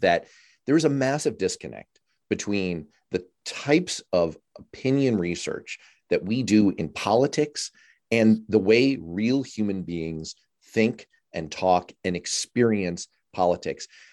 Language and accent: English; New York City, New York, United States; I grew up in Manhattan